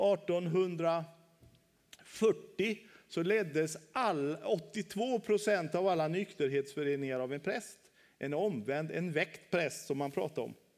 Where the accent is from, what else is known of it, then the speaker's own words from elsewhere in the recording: Västra Götaland, Sweden; moved away as an adult; also born or lived in Halmstad; Nu bor jag ute på min hemö, Kjell Knippa i Göteborgs skärgård